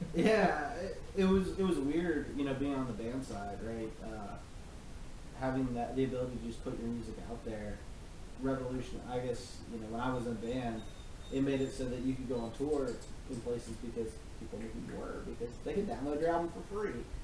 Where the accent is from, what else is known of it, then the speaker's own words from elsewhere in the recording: North Carolina, United States; my home state